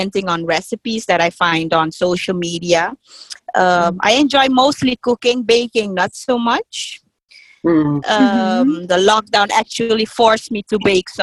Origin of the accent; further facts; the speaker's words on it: Suriname; also born or lived in Amsterdam, Netherlands; I moved with my mom to Suriname when I was 4 years old